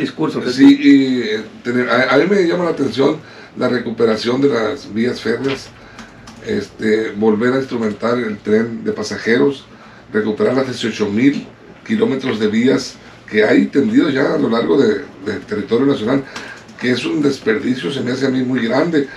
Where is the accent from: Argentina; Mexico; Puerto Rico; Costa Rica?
Mexico; Sinaloa; Estamos muy orgullosos los sinaloenses, somos el granero de México